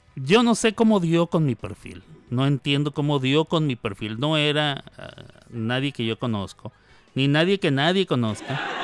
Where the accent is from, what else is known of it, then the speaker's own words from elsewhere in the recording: Mexico; somos mexicanos